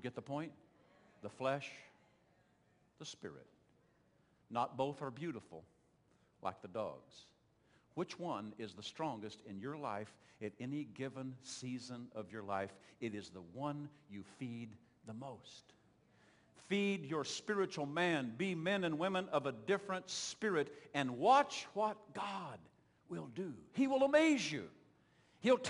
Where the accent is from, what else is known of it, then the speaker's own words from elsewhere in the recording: Oklahoma, United States; accent: southern twang; moved away; I'm from Oklahoma